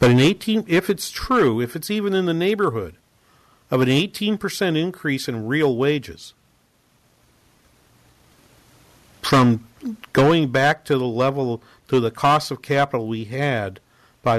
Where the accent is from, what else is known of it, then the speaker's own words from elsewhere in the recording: New England, United States; I'm from New England